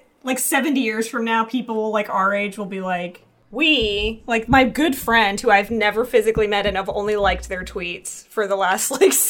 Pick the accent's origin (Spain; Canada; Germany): Canada; I am French Canadian